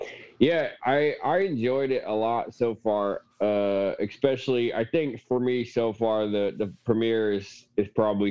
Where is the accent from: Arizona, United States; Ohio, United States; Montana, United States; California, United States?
Montana, United States; growing up in Montana